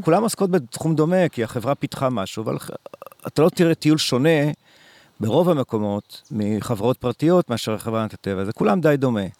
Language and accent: Hebrew; Israel; also born or lived in Kibbutz Dan; כילד בקיבוץ, כילד שהוא לא לומד בכיתה, לומד הכל בחוץ, אה, מסתובב המון בתוך חצר הקיבוץ